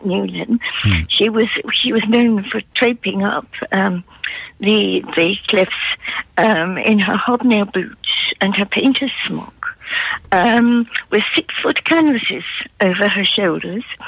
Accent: Newcastle upon Tyne, North East England, United Kingdom; accent: Geordie; now in Yarm, United Kingdom; I was brought up in Newcastle

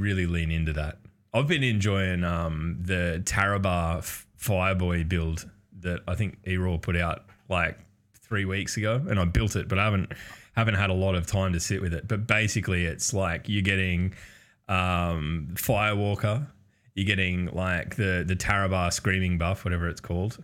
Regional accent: Australia; by virtue of being Australian

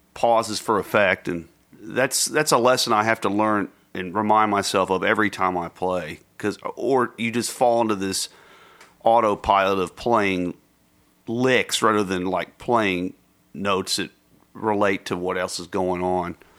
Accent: United States; also born or lived in Texas / Mississippi; growing up in Texas and Mississippi

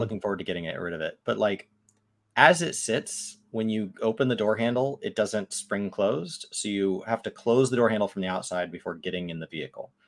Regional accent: Dallas, Texas, United States; first language English; I'm from Dallas

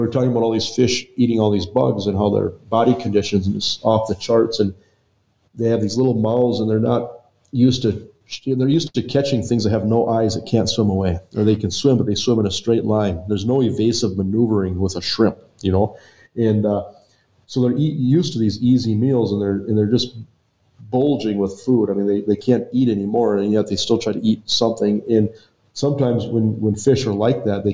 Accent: Western North Dakota, United States; growing up in Western North Dakota, we were so isolated from everything

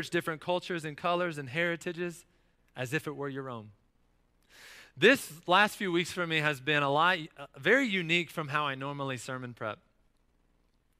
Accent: North Carolina, United States; as a kid growing up in North Carolina

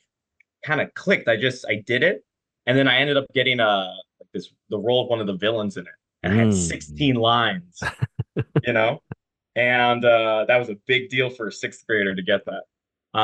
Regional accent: Carlsbad, California, United States; I'm from Carlsbad. Grew up cradle Catholic. Southern California, beautiful sunshine

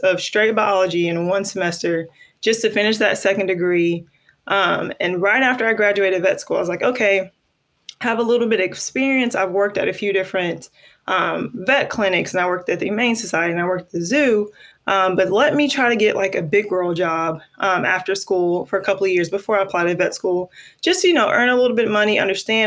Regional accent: Mobile, Alabama, United States; I was born and raised in Mobile, Alabama. Very proud Mobile, Alabama native

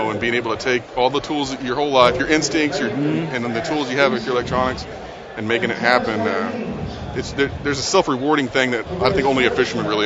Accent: Oklahoma, United States; from Oklahoma, live around the Tulsa area, uh, owner of the Bass Tank.

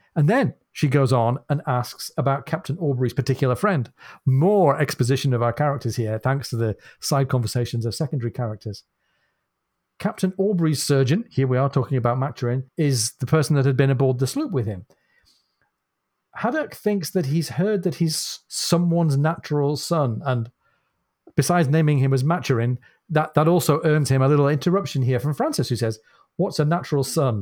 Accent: United Kingdom; as a Brit

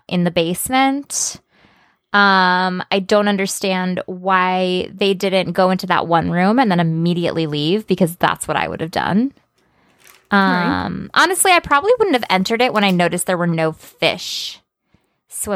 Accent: Midwest, United States; I grew up in the Midwest

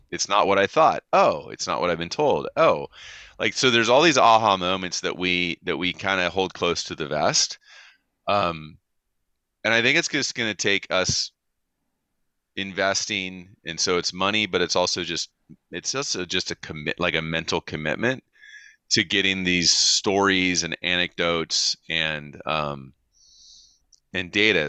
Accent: California, United States; as a Californian

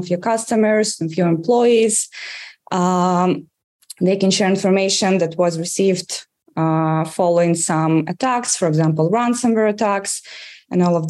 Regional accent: Russia; English is a second language; moved away as an adult; now in Israel; As you can probably judge from my accent, I grew up in Russia, and I was working as a journalist in Russia.

